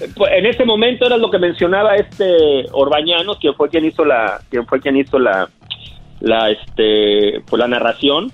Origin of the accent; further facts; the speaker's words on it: Monterrey, Nuevo León, Mexico; moved away as an adult; also born or lived in Tampico / Guadalajara / Puebla / Celaya; now in Los Angeles, United States; Yo, yo nací en Tampico, me crié en Monterrey, Nuevo León